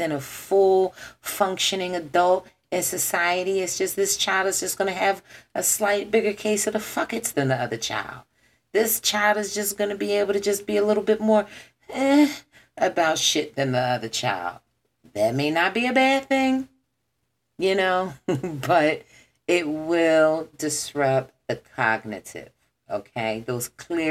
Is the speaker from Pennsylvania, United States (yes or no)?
yes; Philadelphia, Pennsylvania, United States; I am born, raised, lived, you know, in this city